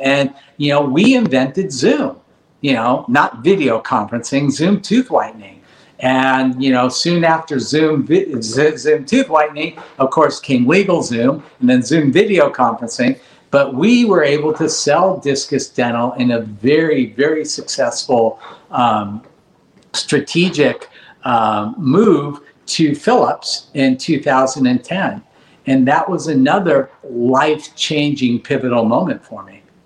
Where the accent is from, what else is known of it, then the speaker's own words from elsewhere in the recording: Los Angeles, California, United States; I grew up in Granada Hills, a family of five